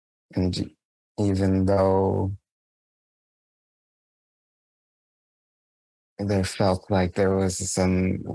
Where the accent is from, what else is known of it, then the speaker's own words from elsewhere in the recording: Canada; as a Canadian